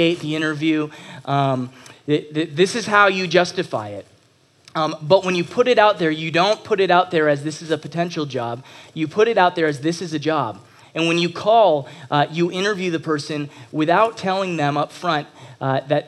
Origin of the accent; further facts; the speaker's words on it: Texas, United States; moved away as an adult; also born or lived in Toronto, Canada; now in Canada; I am originally from Toronto, just outside of Toronto, and moved down to Texas when I was 7 years old